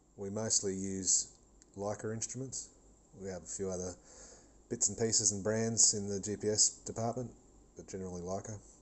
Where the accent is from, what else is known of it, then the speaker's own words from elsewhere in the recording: Cairns, Queensland, Australia; I'm from Cairns in North Queensland, Australia